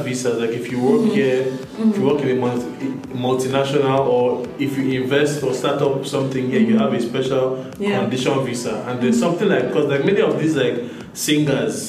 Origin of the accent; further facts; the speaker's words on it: Nigeria; moved away; being a Nigerian